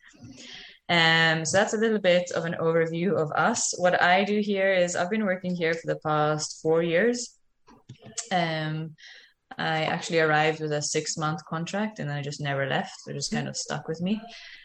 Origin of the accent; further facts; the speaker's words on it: Malta; moved away as an adult; now in Costa Rica; I'm from Malta, which is a very tiny island in the Mediterranean